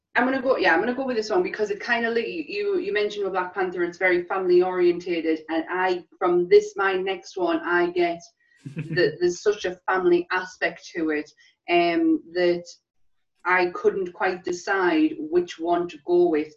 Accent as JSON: {"language": "English", "region": "England", "country": "United Kingdom", "said": "as English people"}